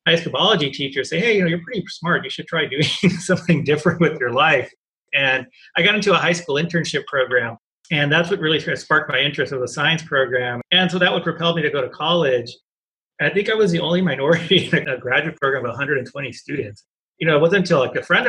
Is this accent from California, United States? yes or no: yes; Los Angeles, California, United States; I grew up in East LA, a part of East LA called Boyle Heights.